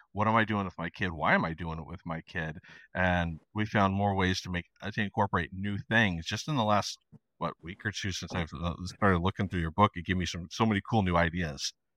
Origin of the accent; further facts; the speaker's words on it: Idaho, United States; now in Argentina; growing up in Idaho